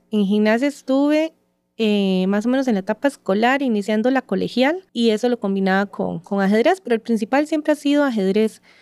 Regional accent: San Ramón, Alajuela, Costa Rica; yo soy de San Ramón de la Juela, eh, toda mi vida eh, se ha desarrollado ahí.

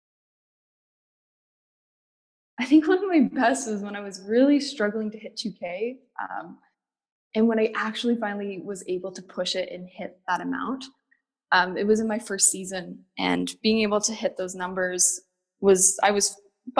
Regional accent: North Bay, Ontario, Canada; now in Toronto, Canada; I'm from North Bay, Ontario. I grew up there

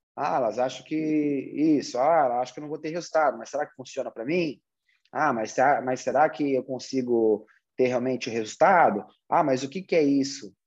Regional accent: Brazil; Nós, como brasileiros

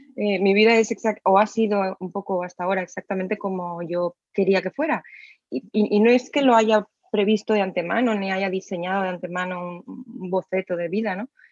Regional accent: Alcoy, Valencian Community, Spain; en mi ciudad natal, en Alcoy

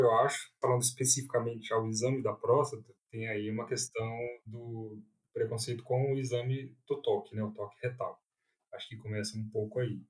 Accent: Brasília, Federal District, Brazil; moved away as an adult; now in São Paulo, Brazil; eu sou de Brasília, nascido, criado, fiz toda a minha formação lá

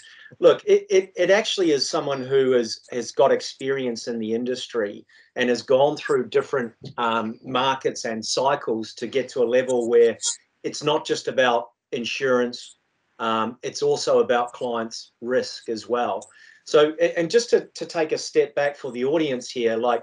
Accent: New Zealand; moved away as an adult; also born or lived in London; now in Australia; originally I was from New Zealand

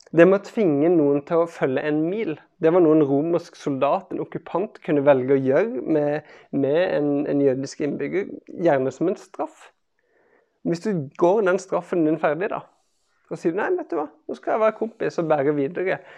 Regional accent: Kristiansand, Agder, Norway; jeg vokste opp i Kristiansand

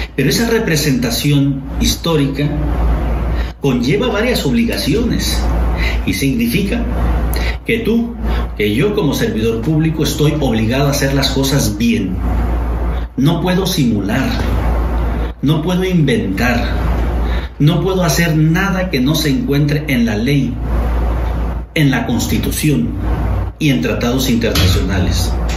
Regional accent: Mexico

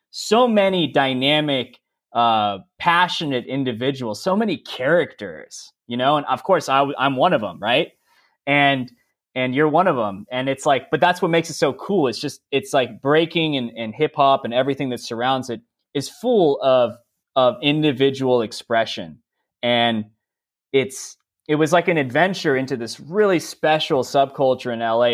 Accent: San Diego, California, United States; moved away as an adult; also born or lived in San Francisco, United States; I'm originally from San Diego

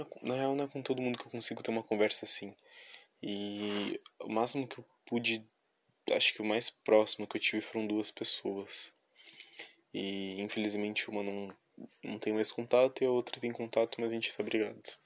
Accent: Rio Grande do Sul, Brazil; eu sou do Rio Grande do Sul

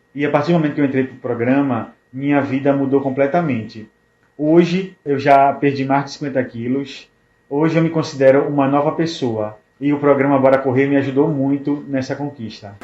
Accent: Natal, Rio Grande do Norte, Brazil; sou de Natal, Rio Grande do Norte

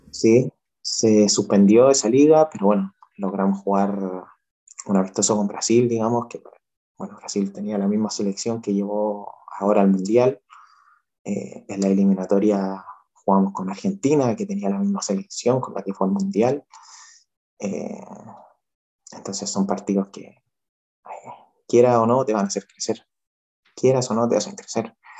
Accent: Chile

